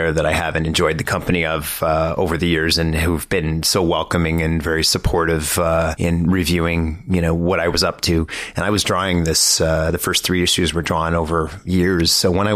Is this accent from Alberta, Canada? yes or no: no; Sudbury, Ontario, Canada; now in Toronto, Canada; I grew up in Canada, I grew up in Sudbury, and I've lived in Toronto since 99